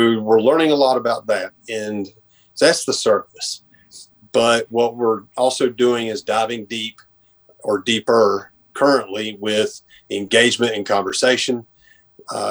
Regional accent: Boone, North Carolina, United States; now in Dobson, United States; I'm originally from Boone or the Boone area. Grew up on Grandfather

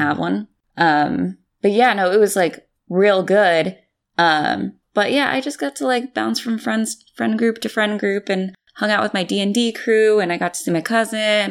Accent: San Jose, California, United States; my hometown of San Jose

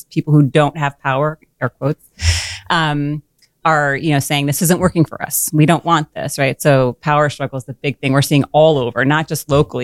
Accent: New Jersey, United States; moved away as an adult; also born or lived in Scranton, Pennsylvania; now in Scranton area, United States; I grew up in North Jersey, but I have roots here. So my father is from here.

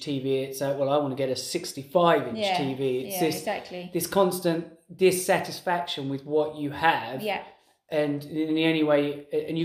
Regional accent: England, United Kingdom; being English and growing up in that culture

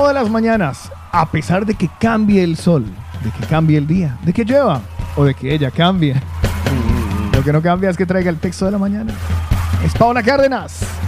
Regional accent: Colombia; moved away; somos cuatro colombianos nada más que de aquí

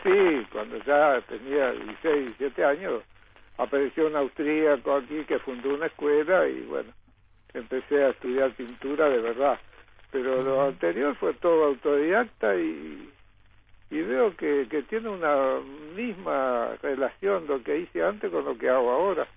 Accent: northern Uruguay, Uruguay; also born or lived in Montevideo; vos sos el norteño que venís con influencia de Brasil

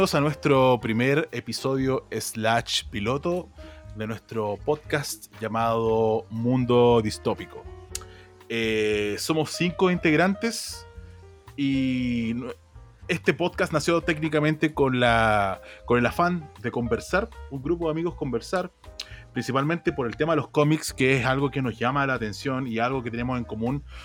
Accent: Santiago, Santiago Metropolitan Region, Chile; Soy de Santiago

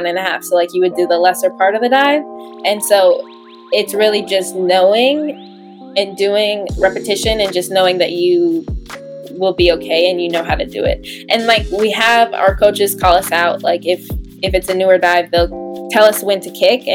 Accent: Minnesota, United States; I'm from Minnesota, so like, we swim in lakes all the time

